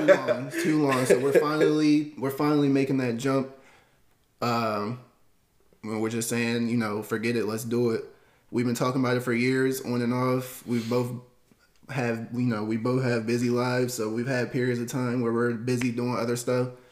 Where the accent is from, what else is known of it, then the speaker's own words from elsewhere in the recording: Baltimore County, Maryland, United States; also born or lived in North Carolina; I've been in Maryland since I was five years old. Born in North Carolina, moved here, Baltimore County.